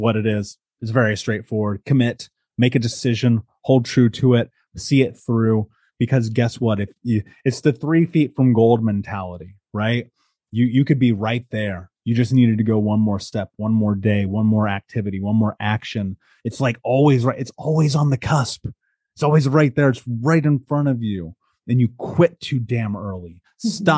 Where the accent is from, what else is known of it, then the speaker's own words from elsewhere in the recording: United States; moved away; growing up in America and now having traveled the world and lived in 12 countries